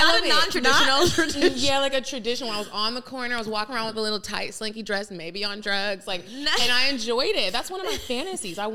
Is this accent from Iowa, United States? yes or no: no; Arlington, Texas, United States; also born or lived in Dallas; now in Atlanta, United States; Dallas. Well, Arlington, Texas.